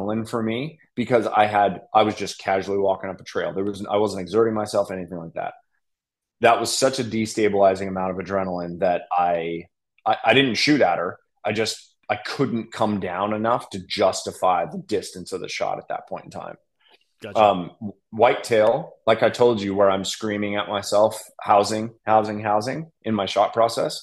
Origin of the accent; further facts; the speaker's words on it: Colorado, United States; now in Nashville, United States; I'm from Colorado